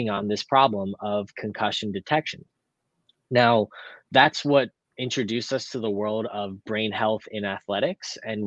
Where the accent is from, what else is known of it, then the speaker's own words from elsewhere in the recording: Lancaster, Pennsylvania, United States; my hometown of Lancaster, Pennsylvania